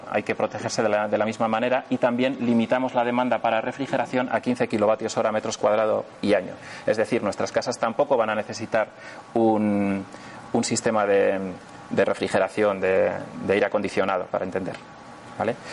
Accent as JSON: {"language": "Spanish", "region": "northern Spain", "country": "Spain", "said": "en una zona fría, por ejemplo en la Sierra Madrileña o en, la zona de, del norte de España, de donde yo soy"}